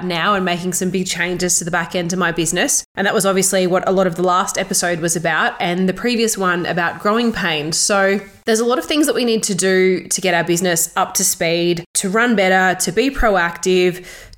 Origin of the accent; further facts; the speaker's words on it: Toowoomba, Queensland, Australia; also born or lived in Melbourne; here in my hometown in Toowoomba